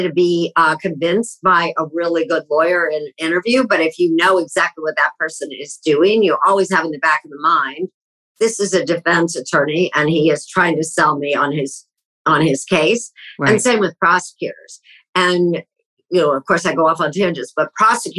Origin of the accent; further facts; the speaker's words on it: Columbus, Ohio, United States; moved away as an adult; also born or lived in Baltimore / Cleveland / Chicago / New York; I grew up in Columbus